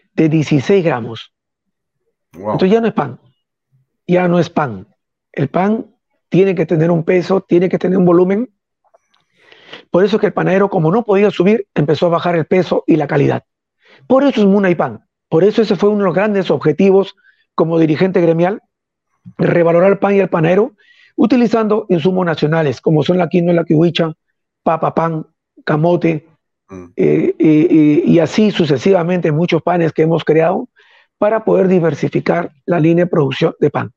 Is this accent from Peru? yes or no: yes; Peru; soy un peruano que está acostumbrado a servir a todos